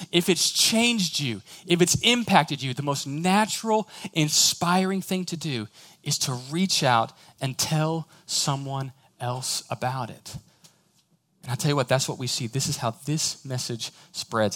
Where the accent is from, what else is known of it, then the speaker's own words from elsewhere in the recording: Houston, Texas, United States; I'm from Houston